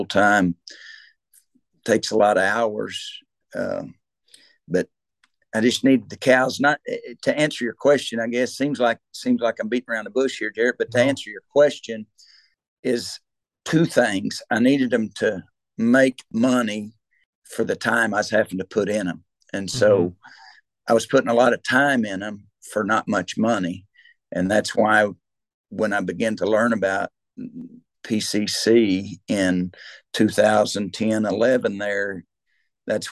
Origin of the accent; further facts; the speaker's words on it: Locust Grove, Oklahoma, United States; where I grew up in Locust Grove